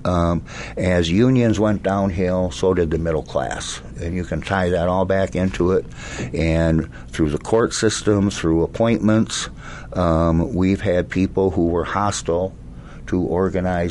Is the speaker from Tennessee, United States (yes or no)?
no; Dubuque, Iowa, United States; I grew up in Dubuque, Iowa